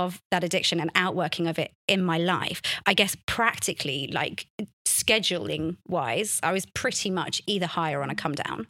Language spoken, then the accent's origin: English; London, United Kingdom; a thirteen-year-old growing up in London